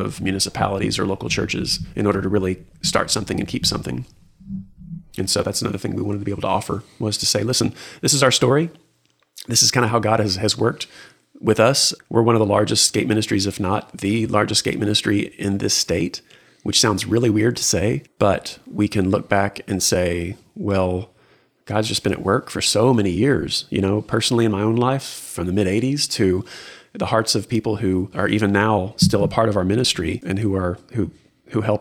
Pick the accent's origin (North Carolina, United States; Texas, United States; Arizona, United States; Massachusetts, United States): Texas, United States; Houston; also born or lived in Lubbock, Texas / Austin, Texas; now in Waco, United States; born and raised in Houston, spent time in Lubbock, lived in Austin, kind of back to Houston for some years